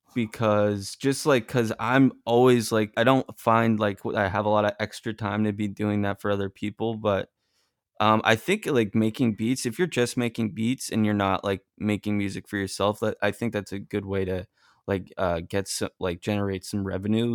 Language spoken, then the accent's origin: English; Massachusetts, United States; now in Los Angeles, United States; I'm originally from Massachusetts